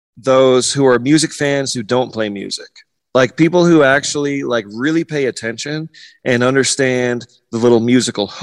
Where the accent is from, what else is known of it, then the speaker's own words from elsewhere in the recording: San Diego County, California, United States; I grew up in San Diego County.